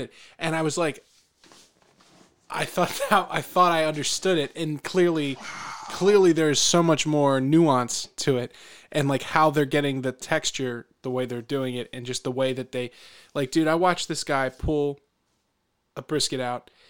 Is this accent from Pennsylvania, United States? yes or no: yes; Philadelphia, Pennsylvania, United States; I'm from, I'm from the Philadelphia area.